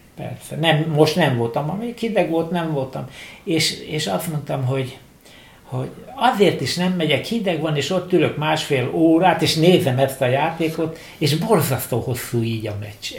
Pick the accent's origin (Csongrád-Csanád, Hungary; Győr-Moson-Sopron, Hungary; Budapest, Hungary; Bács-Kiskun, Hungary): Budapest, Hungary; én pesti vagyok, és ott lakom, ott a egész család